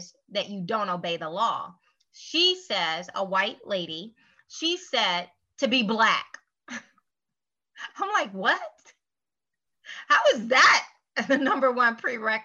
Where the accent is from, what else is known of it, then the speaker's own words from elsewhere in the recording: United States; I'm an American